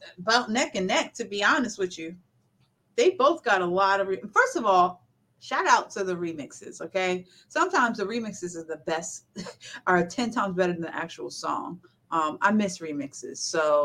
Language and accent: English; New Jersey, United States; I'm from Jersey.